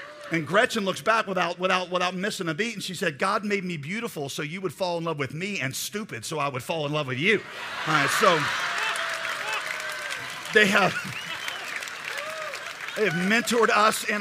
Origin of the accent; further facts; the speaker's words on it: Raleigh, North Carolina, United States; I am from Raleigh, North Carolina.